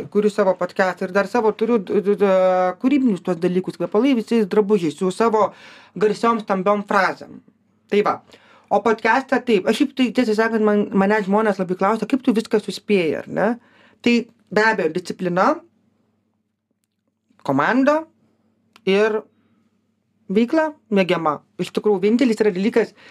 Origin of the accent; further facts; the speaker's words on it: Lithuania; mes lietuviai esam žiauriai darbingi.